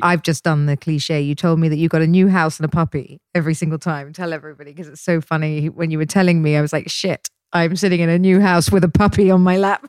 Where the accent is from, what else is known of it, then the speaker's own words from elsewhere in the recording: Dorset, South West England, United Kingdom; moved away; I grew up in Dorset